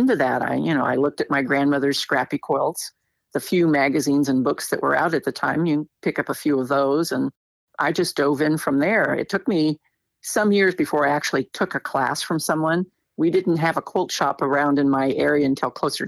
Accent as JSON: {"language": "English", "area": "Shasta County", "region": "California", "country": "United States", "tie": "born or raised there", "said": "I was born in Shasta County, California, and I still live there"}